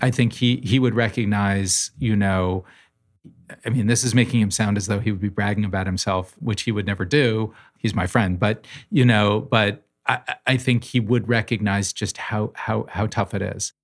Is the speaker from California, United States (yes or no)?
no; New Haven, Connecticut, United States; When I was a child growing up in New Haven